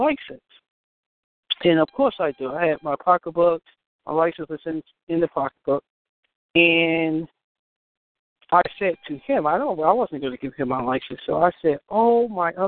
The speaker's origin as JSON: {"language": "English", "region": "New York", "country": "United States", "moved": "yes", "said": "I'm from New York"}